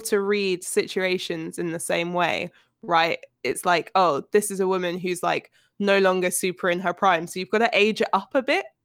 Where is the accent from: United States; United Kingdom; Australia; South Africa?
United Kingdom; by my virtue of being British